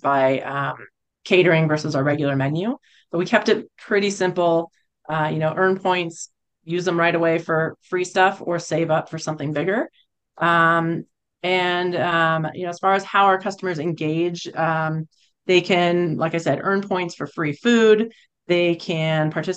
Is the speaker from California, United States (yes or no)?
yes; California, United States; moved away as an adult; also born or lived in Boulder, Colorado; now in Colorado, United States; I grew up in California